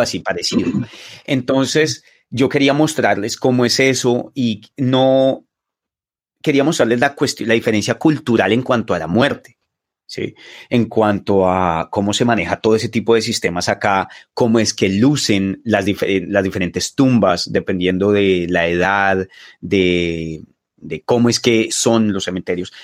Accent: Bogotá, Colombia; moved away as an adult; also born or lived in Los Llanos, Colombia; now in China; yo fui criado en Suba y en Patio Bonito

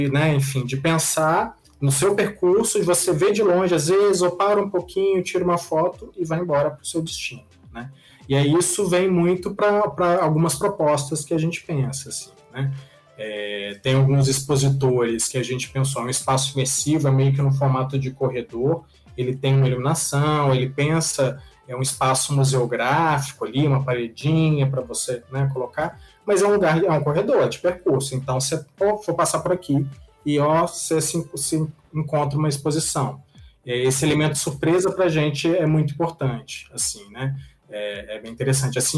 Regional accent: Minas Gerais, Brazil; now in São Paulo, Brazil; Como um bom mineiro

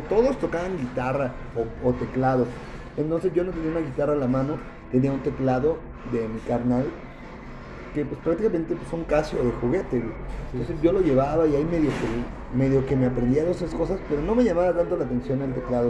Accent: Mexico City, Mexico; also born or lived in Durango; yo nací aquí en la Ciudad de México

